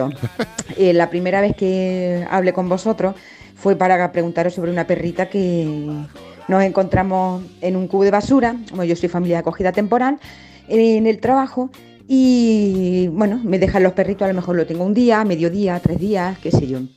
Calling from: Granada, Andalusia, Spain; de Granada.

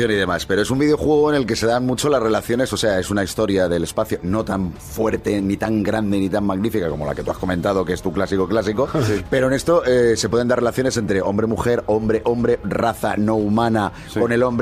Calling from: Guadalajara, Castilla-La Mancha, Spain; de Guadalajara.

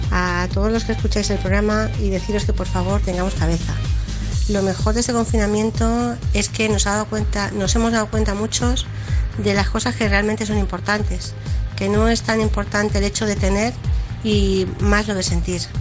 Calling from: Pinto, Community of Madrid, Spain; Trabajo en un hospital.

